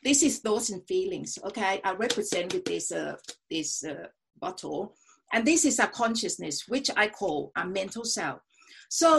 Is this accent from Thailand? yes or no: yes; Thailand; also born or lived in United States; I was brought up in a country that is really, you know, brainwashed. That was during the Vietnam War. Okay, so went to America for 1 year. It's really an eye-opening experience, you know, to see they protest against the Vietnam War, whereas in Thailand at that time I was, you know, 16-17